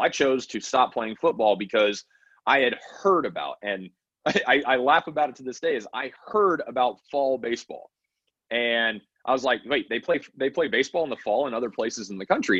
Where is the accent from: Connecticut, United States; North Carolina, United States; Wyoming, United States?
Wyoming, United States; I grew up in Wyoming